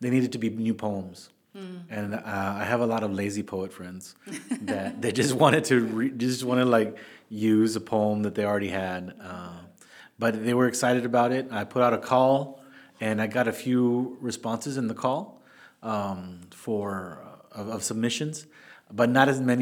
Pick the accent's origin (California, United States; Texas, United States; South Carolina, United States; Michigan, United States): Texas, United States; McAllen; first language Spanish; English is a second language; moved away as an adult; also born or lived in Mexico; now in San Antonio, United States; I am originally from McAllen, Texas